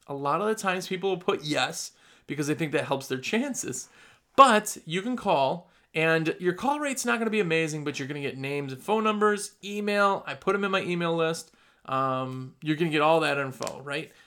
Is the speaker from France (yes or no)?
no; Midwest, United States; accent: Midwestern; now in North Carolina, United States; That's my Midwestern accent.